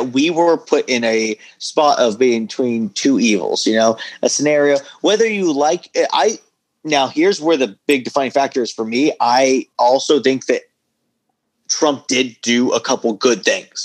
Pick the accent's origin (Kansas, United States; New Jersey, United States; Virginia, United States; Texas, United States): Texas, United States; I'm from Texas